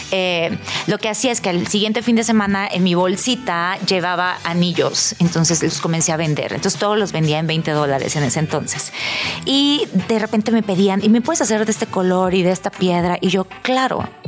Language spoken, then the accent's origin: Spanish; Tijuana, Baja California, Mexico; Bueno, yo nací y crecí en Tijuana